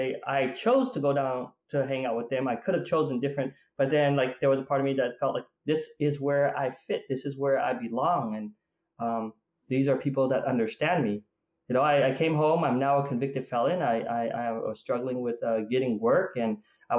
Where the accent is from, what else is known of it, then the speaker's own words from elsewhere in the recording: Provo, Utah, United States; also born or lived in Vietnam; I grew up in Provo, Utah. That's where we came to the United States after we lost our country from the Vietnam War